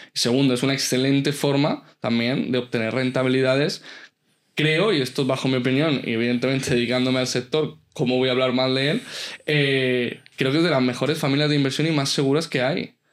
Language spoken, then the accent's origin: Spanish; Elche, Valencian Community, Spain; also born or lived in San Juan Playa, Alicante; nazco en un pueblecito eh, cercano allí a donde, a donde hemos hablado antes, se llamaba Beñar Beach, y vivo hasta los ocho años en San Juan Playa. De hecho, nos mudamos de San Juan a Elche porque el banco nos quita la casa.